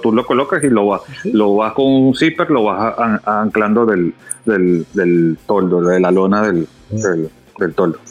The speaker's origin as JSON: {"language": "Spanish", "country": "Venezuela", "tie": "born or raised there", "moved": "as an adult", "lives_now": "Dominican Republic", "said": "ya tengo desde el año 2010 que me mudé a República Dominicana. Ya yo nací en Venezuela, pero pues ya me hice dominicano"}